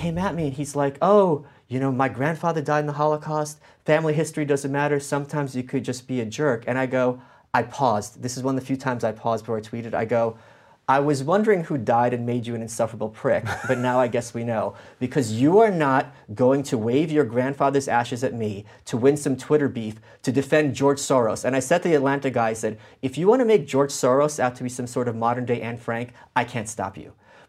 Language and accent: English; Ukraine; born there; look, I was born in Ukraine. My family survived the Nazis and the commies.